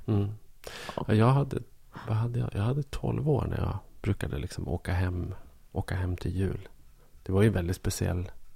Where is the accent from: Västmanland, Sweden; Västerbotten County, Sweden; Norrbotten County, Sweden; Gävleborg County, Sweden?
Gävleborg County, Sweden; Bollnäs; moved away as an adult; i lilla Bollnäs där jag växte upp